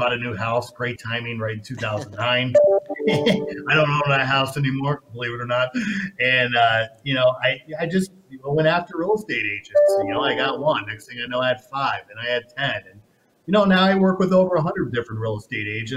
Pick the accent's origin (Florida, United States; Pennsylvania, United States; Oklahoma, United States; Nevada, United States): Nevada, United States; Las Vegas; I'm born and raised in Vegas